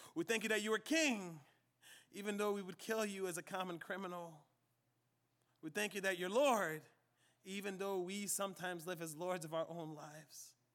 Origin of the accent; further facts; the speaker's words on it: Liberia; moved away; my home country of Liberia